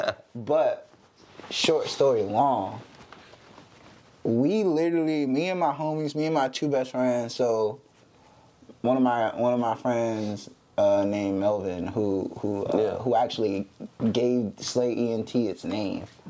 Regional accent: Virginia Beach, Virginia, United States; I'm from Virginia Beach, Virginia, 757.

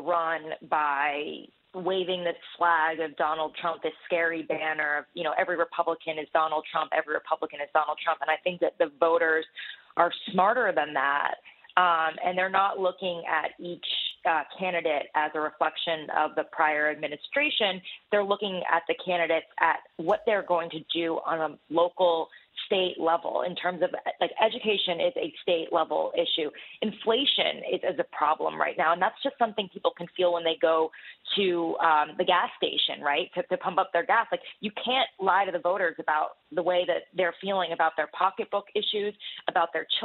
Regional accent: New Jersey, United States; I'm actually from New Jersey

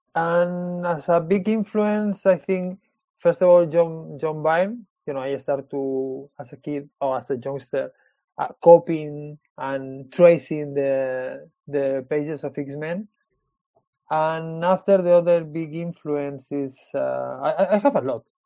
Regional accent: Spain; English is a second language; moved away as an adult; also born or lived in Switzerland / London, United Kingdom; now in Marseille, France; I born in Switzerland, because my parents they were working over there, and when I was four years old, they moved to Spain

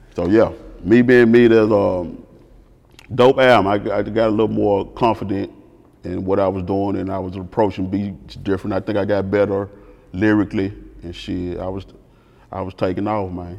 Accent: the Bay, Tennessee, United States; I'm from the Bay

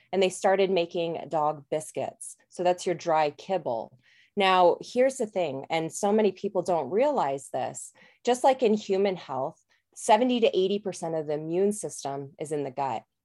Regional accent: Colorado, United States; moved away as an adult; also born or lived in New Zealand; I'm actually from Colorado originally

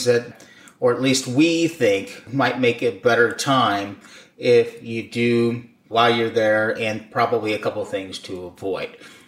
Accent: St. Louis, Missouri, United States; we are from the Midwest, St. Louis

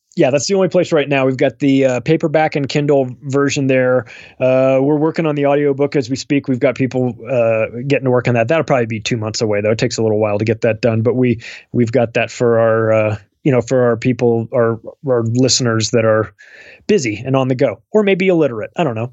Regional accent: United States; I'm an American

